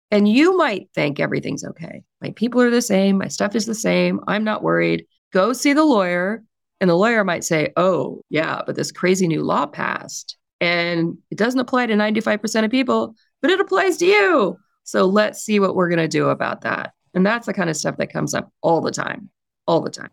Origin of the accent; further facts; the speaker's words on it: California, United States; I'm also from California